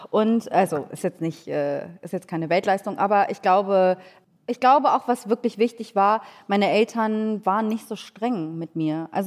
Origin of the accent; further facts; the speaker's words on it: Hamburg, Germany; Also ich bin in Hamburg-Langhorn äh, groß geworden. Ich glaube, Helmut Schmidt ist der bekannteste Langhorner Deutschlands